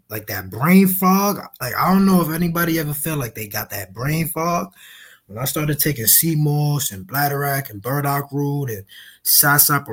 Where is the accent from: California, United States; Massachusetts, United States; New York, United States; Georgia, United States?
New York, United States; New York City; now in New Jersey, United States; I'm from the Bronx, grew up in the Bronx, moved to Jersey